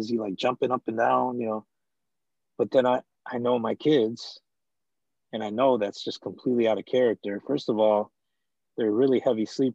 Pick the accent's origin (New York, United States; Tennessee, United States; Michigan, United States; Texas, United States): Michigan, United States; Downriver; also born or lived in Detroit, Michigan; I'm from Detroit, Michigan. Raised in Downriver, Michigan, which is not too far from Detroit.